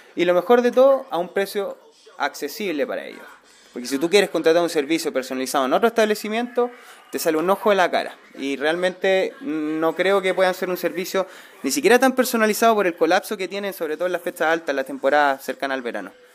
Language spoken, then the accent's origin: Spanish; Placilla, Valparaíso, Chile; soy de Placilla, vivo ya hace 10 años acá en el sector